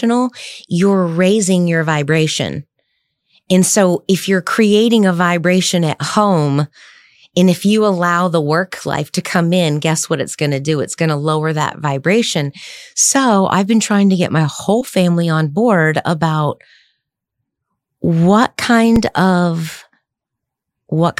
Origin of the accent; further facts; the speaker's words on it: the South, United States; I grew up in the South, so I have a little bit of redneck in me